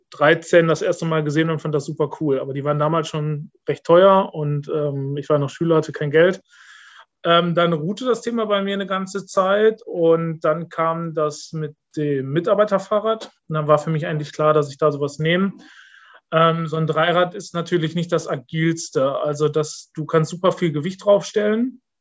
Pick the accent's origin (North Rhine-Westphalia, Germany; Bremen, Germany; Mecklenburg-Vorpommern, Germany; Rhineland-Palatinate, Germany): North Rhine-Westphalia, Germany; Dorsten; in meiner Heimatstadt äh, in Dorsten gab es den ersten Punta Velo Store in Deutschland.